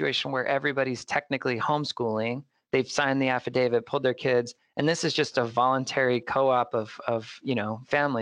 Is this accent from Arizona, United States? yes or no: yes; Mesa, Arizona, United States; here in my hometown of Mesa